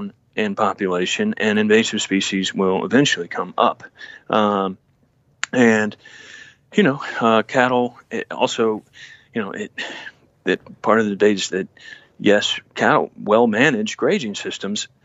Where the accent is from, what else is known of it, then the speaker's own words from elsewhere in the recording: Victoria, Texas, United States; we say we're from Texas